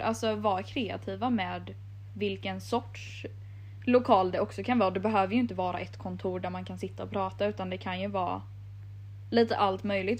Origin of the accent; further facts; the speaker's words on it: Jönköping, Jönköping County, Sweden; jag är från Jönköping